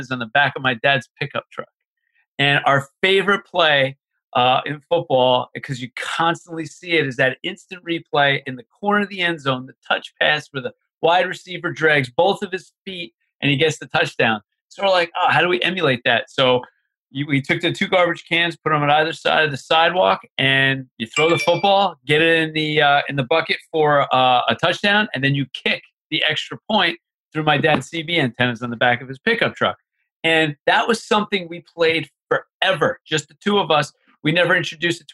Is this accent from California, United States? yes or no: no; Manalapan, New Jersey, United States; also born or lived in South Brunswick, New Jersey; we grew up in Manalapan, New Jersey, and that's like in the central part of the state